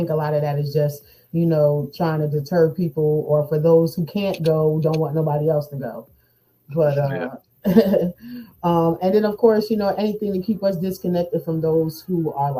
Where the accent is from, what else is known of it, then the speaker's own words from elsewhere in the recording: New Jersey, United States; It's like nobody wanted to hire me because I came from New Jersey.